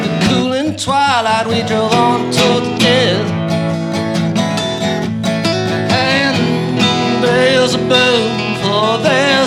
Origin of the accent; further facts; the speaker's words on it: Thetford, Vermont, United States; I grew up in the Thetford, Vermont area